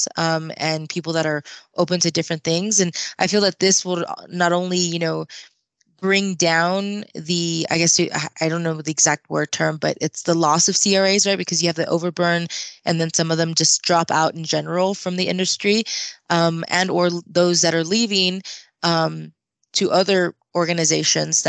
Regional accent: Austin, Texas, United States; I'm from Austin, Texas, so it's a pretty big city and a lot of neighboring areas

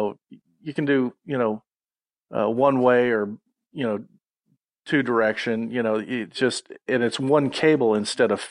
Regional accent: San Antonio, Texas, United States; they found out I was from San Antonio

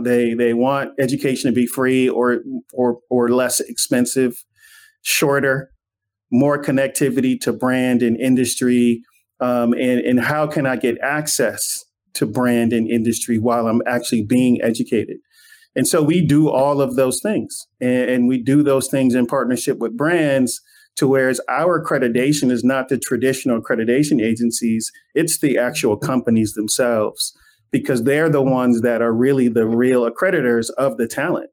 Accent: Inglewood, California, United States; when I was growing up in Inglewood

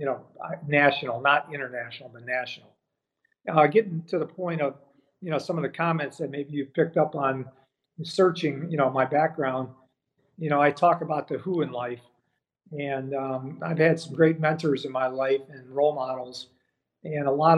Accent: Lorain, Ohio, United States; I grew up in Lorain, Ohio, which is on the west side of Cleveland.

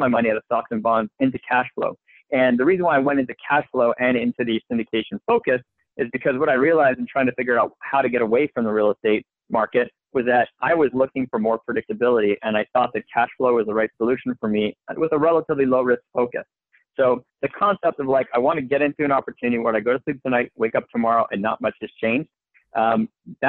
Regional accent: Montreal, Quebec, Canada; moved away as an adult; also born or lived in Philadelphia; now in United States; I'm originally from Montreal, Canada

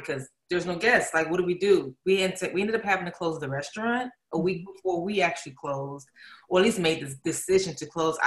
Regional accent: Atlanta, Georgia, United States; moved away as an adult; now in Los Angeles, United States; I'm from Atlanta, Georgia. I've been in LA for about maybe 6 or 7 years now. Back and forth from Atlanta. That's where I, you know, come from

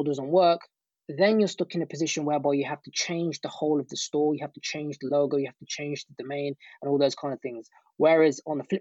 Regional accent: United Kingdom; accent: British; my British accent

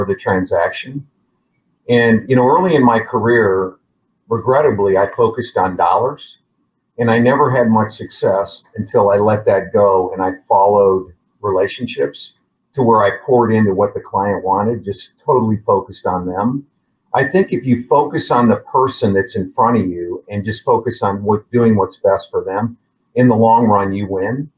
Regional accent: Midwest, United States; moved away as an adult; now in Dallas, United States; I was raised in the Midwest, came to Dallas early, like in my late 20s, came to Dallas

